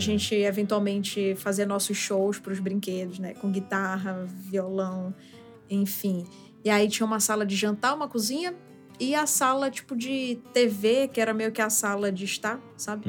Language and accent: Portuguese; Manaus, Amazonas, Brazil; moved away as an adult; now in São Paulo, Brazil; nasci e cresci em Manaus. Até meus 24 anos eu morei lá